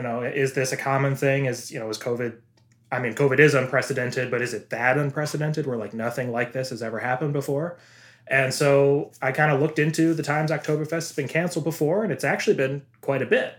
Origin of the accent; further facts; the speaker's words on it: Midwest, United States; now in Seattle, United States; I was born and bred in the Midwest.